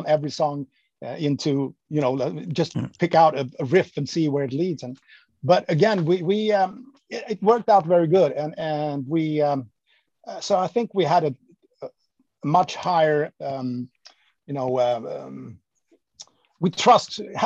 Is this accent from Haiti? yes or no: no; Sweden; moved away as an adult; my hometown, which was kind of 20 minutes away from where the guys in … lived